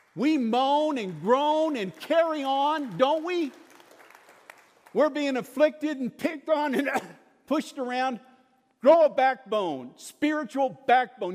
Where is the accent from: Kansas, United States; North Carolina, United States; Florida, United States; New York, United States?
Kansas, United States; moved away as an adult; also born or lived in Lubbock, Texas; I was born in Kansas, raised in Kansas